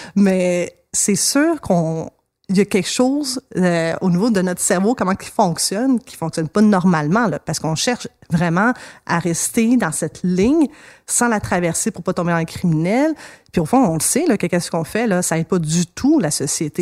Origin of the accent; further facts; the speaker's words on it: Montreal, Quebec, Canada; dans mon coin de pays, Hochelaga